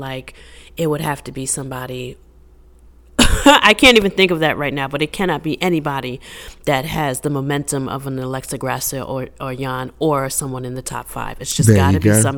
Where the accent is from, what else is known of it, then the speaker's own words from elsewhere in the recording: New York, United States; I'm from New York.